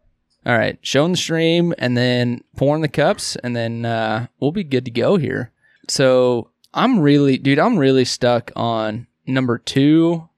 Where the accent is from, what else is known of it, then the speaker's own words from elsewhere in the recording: Midwest, United States; Hey, did anybody ever tell you that we are two dads from